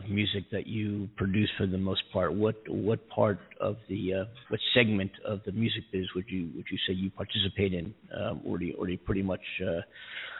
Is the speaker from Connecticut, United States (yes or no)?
no; Philadelphia, Pennsylvania, United States; moved away; I'm from Philadelphia.